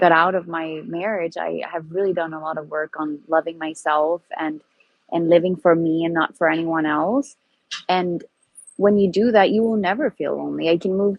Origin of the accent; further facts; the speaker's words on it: Sweden; moved away; From Sweden. So I'm very far away from home.